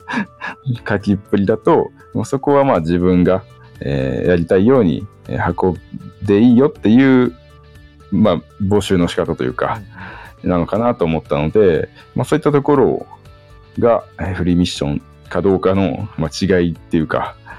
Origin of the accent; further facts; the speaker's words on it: Sapporo, Hokkaido, Japan; moved away as an adult; also born or lived in Aomori / Tokyo; now in Shibata, Japan; 私は出身は北海道札幌市